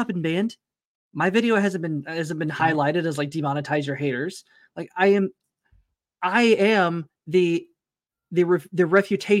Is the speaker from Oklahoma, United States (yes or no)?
yes; Tulsa, Oklahoma, United States; it's about like 30 minutes north of Tulsa where I grew up